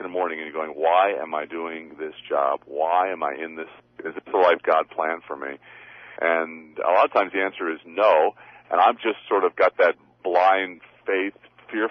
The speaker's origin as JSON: {"language": "English", "area": "Long Island", "region": "New York", "country": "United States", "moved": "as an adult", "lives_now": "Sherman Oaks, Los Angeles, United States", "said": "I'm from Long Island, New York"}